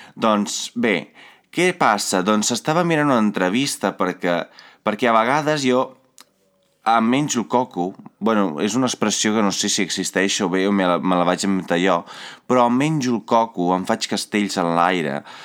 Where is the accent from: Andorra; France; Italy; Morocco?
Italy; now in Catalonia, Spain; Jo vinc d'Itàlia